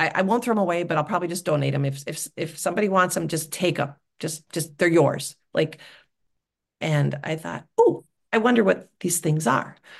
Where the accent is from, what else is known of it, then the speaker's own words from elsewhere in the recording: Wisconsin, United States; I'm from Wisconsin